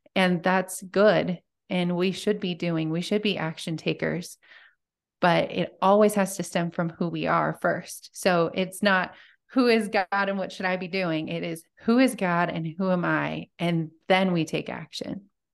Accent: Montana, United States; I'm from small town Montana, and I still live there

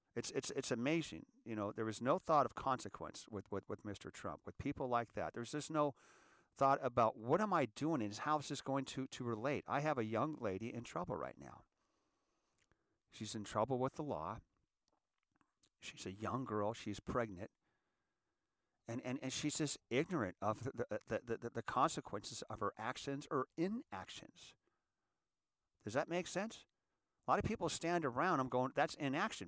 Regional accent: United States; I'm an American, and I want to be a good American

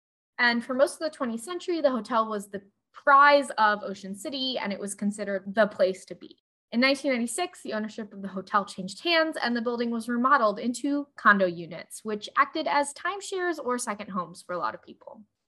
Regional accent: Pennsylvania, United States; also born or lived in Allentown, Pennsylvania (birthplace); If you've ever heard the … famously about my hometown, but named about the place where I was born because it sounded better.

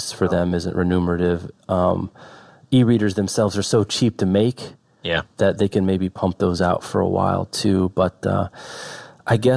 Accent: Kansas, United States; I grew up in Kansas, and we had a pretty good indie bookstore in my town

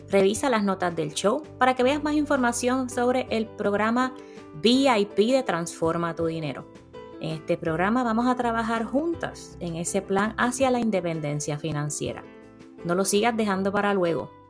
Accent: Puerto Rico; moved away as an adult; now in Miami, United States; yo salí de Puerto Rico con 28 mil dólares, llegué a la posición de Miami de supervisora con 40 mil

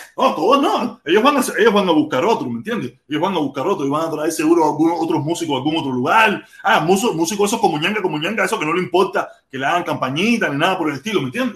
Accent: Cuba; moved away; Yo me fui de Cuba detestando mi país. Yo quería ser de cualquier parte del mundo cuando vivía en Cuba

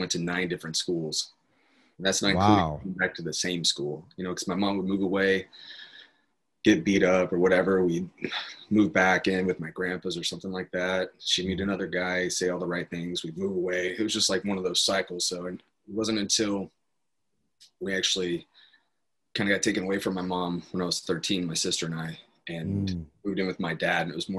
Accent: Apache Junction, Arizona, United States; I grew up in Apache Junction, Arizona

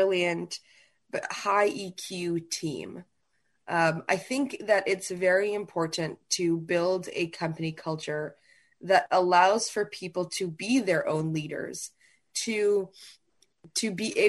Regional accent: New Haven, Connecticut, United States; when I was really young, probably as young as, you know, 6 or 7, we grew up in New Haven, Connecticut, because he was at Yale at that time

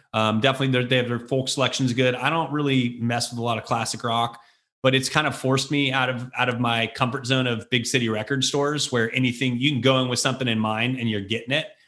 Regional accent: Bay Area, California, United States; also born or lived in Chicago / San Francisco; growing up in the Bay Area at the time that we did

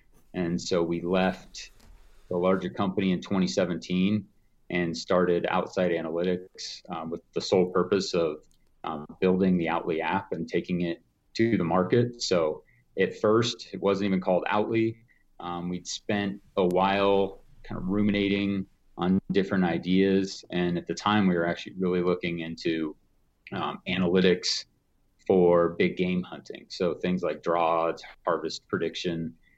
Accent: Evergreen, Colorado, United States; So yeah, I grew up fishing on Evergreen Lake.

